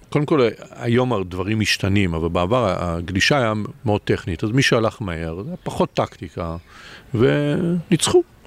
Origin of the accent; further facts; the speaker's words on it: Israel; אני כישראלי